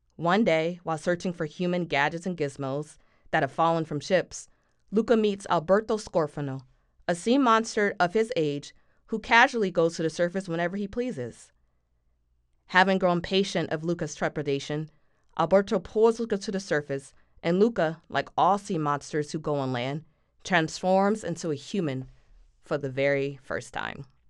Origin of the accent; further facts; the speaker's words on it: Philadelphia, Pennsylvania, United States; we're both from Philly